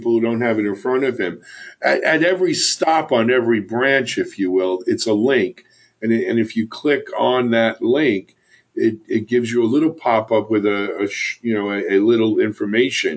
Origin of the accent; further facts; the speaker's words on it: New York, United States; I'm from New York